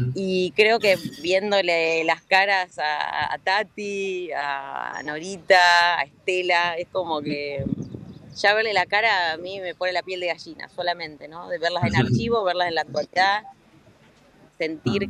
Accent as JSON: {"language": "Spanish", "country": "Argentina", "said": "como argentinos y argentinas"}